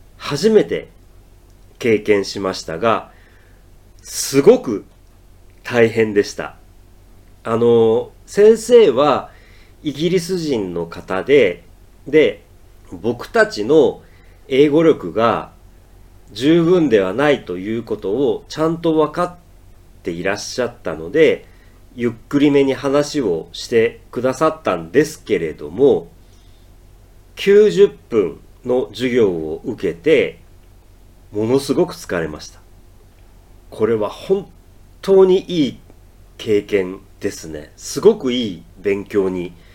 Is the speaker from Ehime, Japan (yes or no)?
yes; Matsuyama, Ehime, Japan; moved away as an adult; also born or lived in Tokyo; 僕は愛媛県松山市の出身で18歳で大学に入るために東京に出てきました。